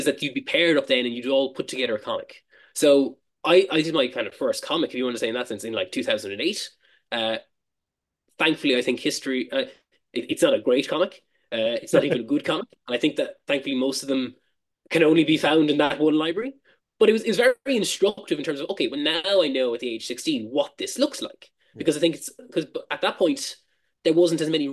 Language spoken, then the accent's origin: English; Cork, Munster, Ireland; moved away as an adult; now in Dublin, Ireland; I moved from my home town of Cork to Dublin